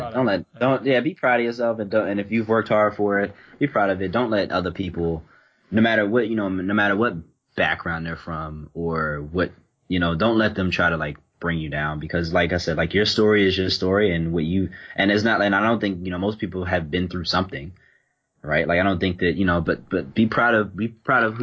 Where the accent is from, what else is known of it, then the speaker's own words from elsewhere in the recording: Philadelphia, Pennsylvania, United States; moved away as an adult; also born or lived in Germany; now in England; my friends, of course, were all from where I grew up in Philly.